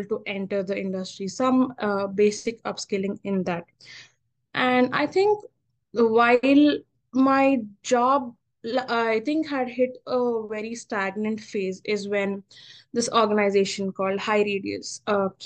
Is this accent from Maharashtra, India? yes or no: no; Hyderabad, Telangana, India; moved away as an adult; now in United States; I'm your typical Telugu pilla from Hyderabad